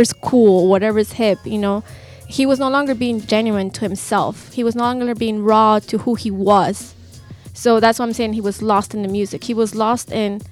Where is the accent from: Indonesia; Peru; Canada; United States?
Peru; Lima; moved away; I'm originally from Peru. Lima, I know everybody's like, where are you from in Peru? Lima